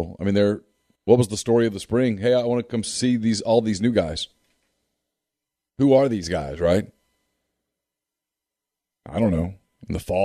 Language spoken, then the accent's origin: English; Ruston, Louisiana, United States; I grew up in Ruston.